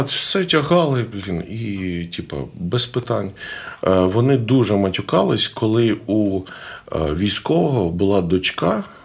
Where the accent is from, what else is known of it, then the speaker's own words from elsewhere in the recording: Zhytomyr, Zhytomyr Oblast, Ukraine; я з Житомира. Ну. Я закінчив е, Житомирське музичне училище